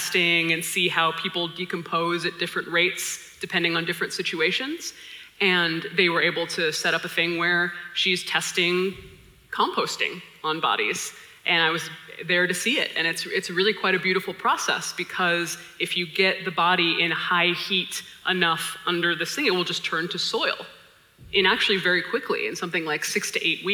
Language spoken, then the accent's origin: English; Hawaii, United States; My family's from Hawaii. I was born and raised in Hawaii